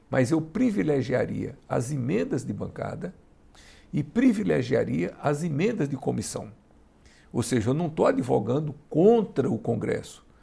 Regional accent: Piauí, Brazil; eu sou do Piauí.

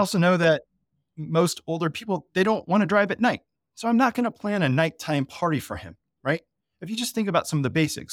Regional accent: Colorado, United States; I'm, I'm from Colorado

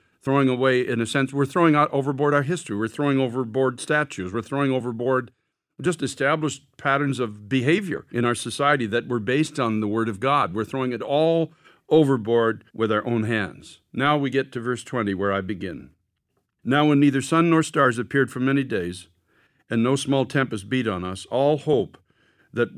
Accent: United States

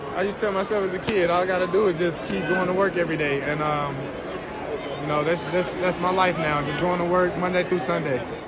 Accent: United States; as a kid growing up in Lincoln County

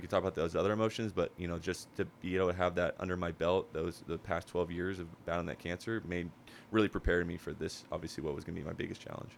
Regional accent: Huntington Beach, California, United States; born and raised in Huntington Beach, never lived anywhere else

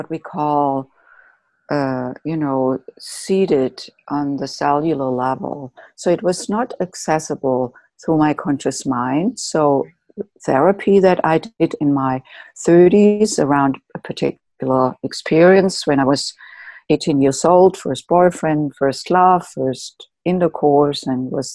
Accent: Germany; moved away as an adult; now in United States; I grew up in Germany and came to the United States when I was in my late 20s to do postgraduate work

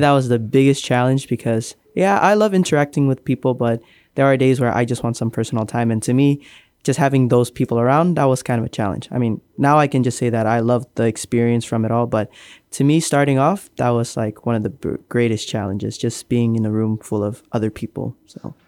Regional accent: Marshall Islands; now in Guam; I'm from the Marshall Islands.

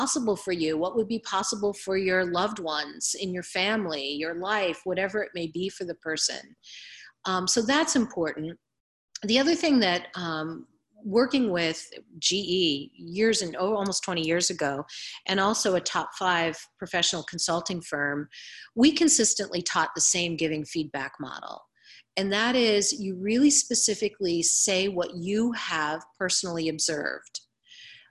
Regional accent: Ohio, United States; I'm from Ohio

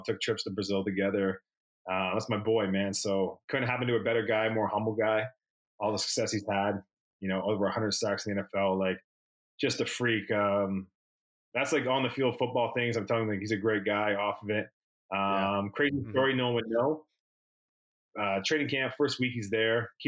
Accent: Toronto, Ontario, Canada; It's my hometown

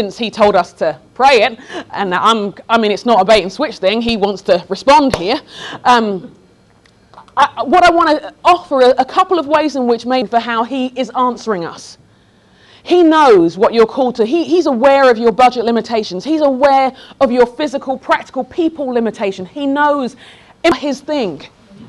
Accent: London, United Kingdom; moved away as an adult; also born or lived in Sheffield; I grew up in London, went to Sheffield for college

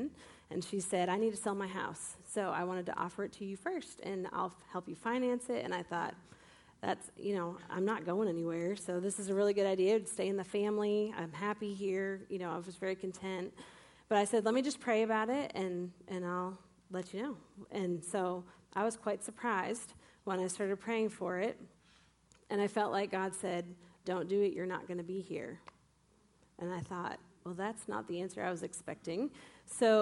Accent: Maine, United States; moved away as an adult; also born or lived in Massachusetts; I grew up in Maine

